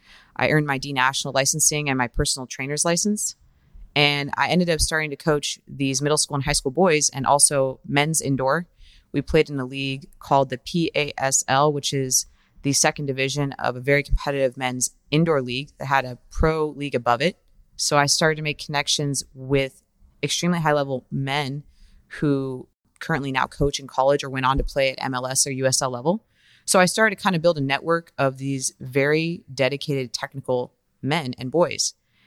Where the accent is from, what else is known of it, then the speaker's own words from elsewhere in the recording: Reno, Nevada, United States; now in Sacramento, United States; So I was born and raised in Reno, Nevada. I played youth soccer there. I'm from a family of seven children. I'm the oldest.